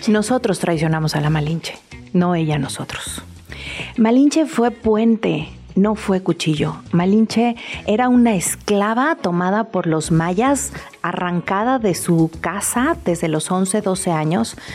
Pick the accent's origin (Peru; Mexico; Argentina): Mexico; Entonces creo que los mexicanos estamos también en un buen momento de contarnos la historia centrada